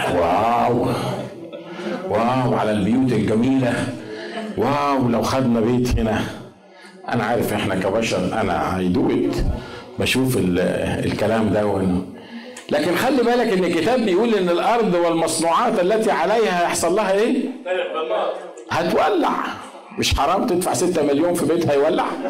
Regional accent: Egypt; احنا طبعا مصريين

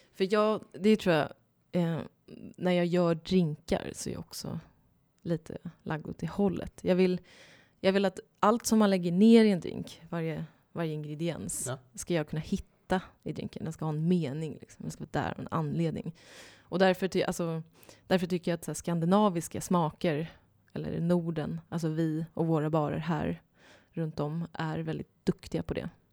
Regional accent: Ljungskile, Västra Götaland, Sweden; moved away as an adult; also born or lived in Sydney, Australia; now in Stockholm, Sweden; jag kommer från Ljungskile. Det ligger sex mil norr om Göteborg, så jag kommer från västkusten.

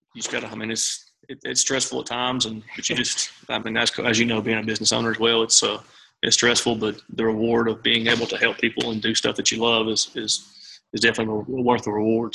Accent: Memphis, Tennessee, United States; moved away as an adult; now in Tupelo, United States; born and raised in Memphis

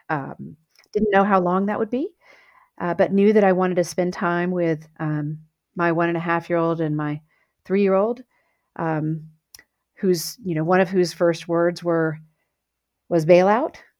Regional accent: south of Houston, Texas, United States; I grew up in Texas on a farm south of Houston

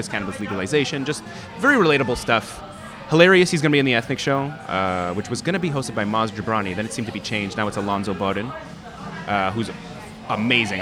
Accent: Montreal, Quebec, Canada; as a kid growing up in Montreal

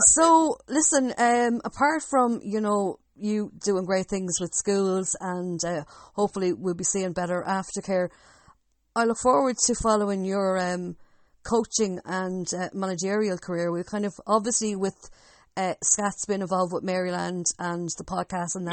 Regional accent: Longford, Leinster, Ireland; I'm the one from Longford

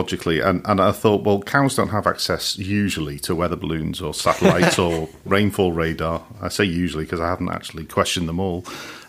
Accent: Merseyside, North West England, United Kingdom; I grew up on Merseyside.

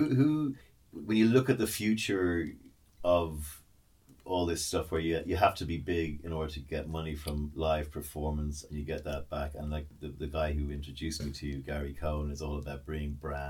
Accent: Ireland; as an Irish guy, we had the same in Dublin as well.

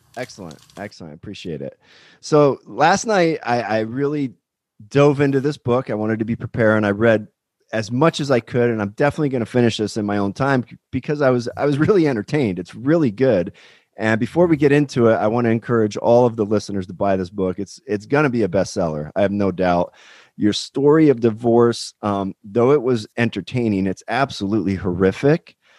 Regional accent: Pennsylvania, United States; now in California, United States; I'm actually from Pennsylvania myself

